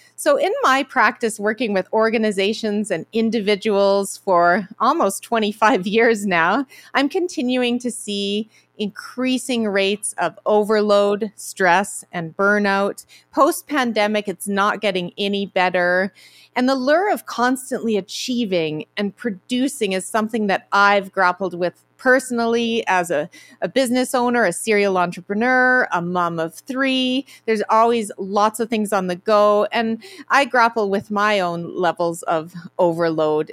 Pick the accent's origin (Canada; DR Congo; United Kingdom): Canada; I'm from Canada